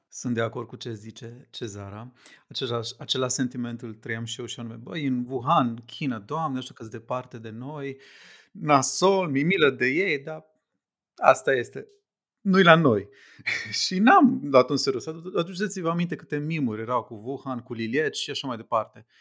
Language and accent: Romanian; Sibiu, Sibiu County, Romania; moved away as an adult; now in Bucharest, Romania; Sunt din Sibiu